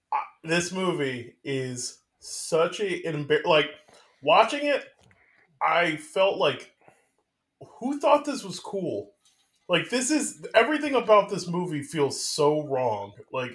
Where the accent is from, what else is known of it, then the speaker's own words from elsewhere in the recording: Brooklyn, New York, United States; I'm from Brooklyn.